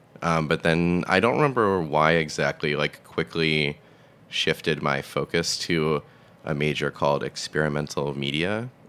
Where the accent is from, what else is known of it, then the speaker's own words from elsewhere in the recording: Massachusetts, United States; I grew up in Massachusetts, like 30 minutes south of Boston, in the suburbs.